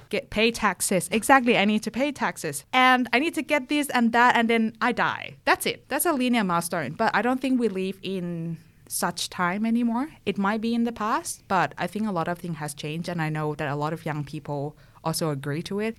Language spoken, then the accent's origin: English; Thailand; moved away as an adult; also born or lived in France; now in Perth, Australia; I'm originally from Thailand. You might already pick up my accent. I moved to Perth in two thousand sixteen, and before Perth, I was living in France for two years for my bachelor's.